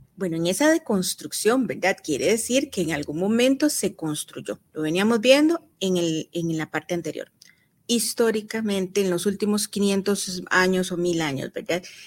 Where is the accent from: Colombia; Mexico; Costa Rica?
Costa Rica; nosotros como costarricenses